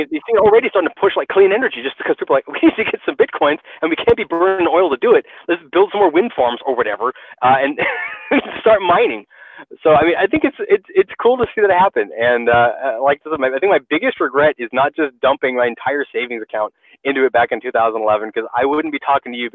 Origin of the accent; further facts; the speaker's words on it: United States; being an American